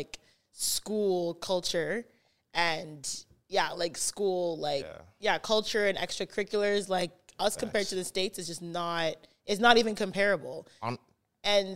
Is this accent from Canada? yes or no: yes; Canada; I'm from Canada